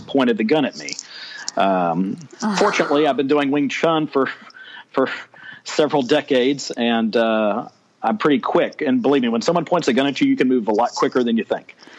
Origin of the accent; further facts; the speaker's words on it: Texas, United States; I am a Texan, born and raised